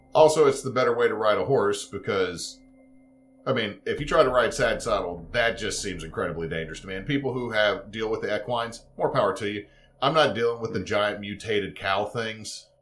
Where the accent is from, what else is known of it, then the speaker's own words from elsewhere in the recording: the South, United States; I'm from the South